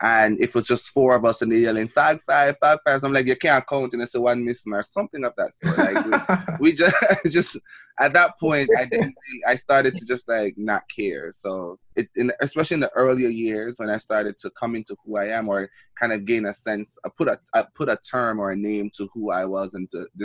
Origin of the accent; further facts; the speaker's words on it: Jamaica; moved away; when I was growing up in Jamaica